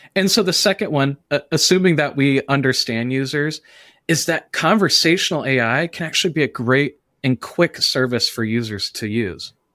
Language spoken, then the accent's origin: English; the South, United States; I'm from the South.